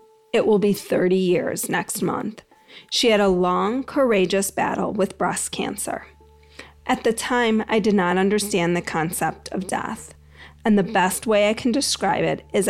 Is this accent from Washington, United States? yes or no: no; Greensboro, North Carolina, United States; Just the other day, I was driving in my hometown of Greensboro, North Carolina